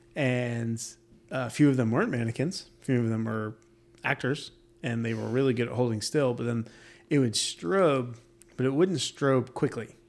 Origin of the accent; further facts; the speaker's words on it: New York, United States; now in Florida, United States; I'm from New York, and snow falls.